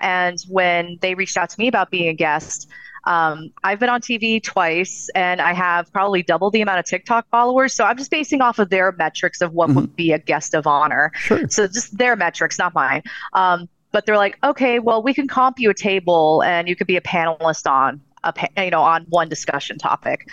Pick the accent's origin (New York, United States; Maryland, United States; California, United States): California, United States; Southern; I'm originally from Southern California